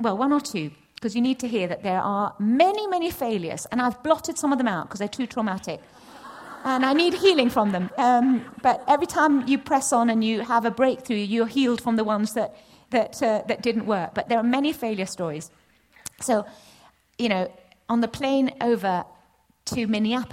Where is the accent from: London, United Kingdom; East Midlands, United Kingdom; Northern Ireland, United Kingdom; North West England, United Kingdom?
East Midlands, United Kingdom; Nottingham; I'm from Nottingham.